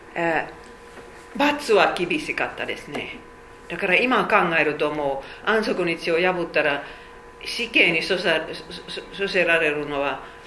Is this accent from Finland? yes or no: yes; Finland; Japanese is a second language; moved away as an adult; now in Japan; 500万人しか話せないフィンランドにどうして私は生まれましたか